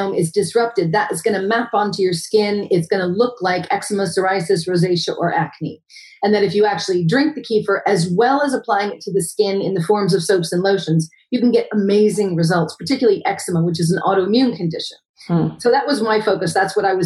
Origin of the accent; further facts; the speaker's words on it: United States; moved away as an adult; now in Wales, United Kingdom; I'm an American